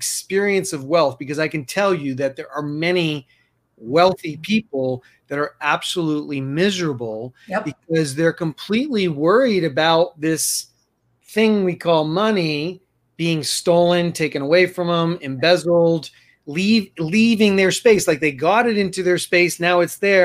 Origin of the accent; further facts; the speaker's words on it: New York City, New York, United States; now in Colorado, United States; I'm from New York City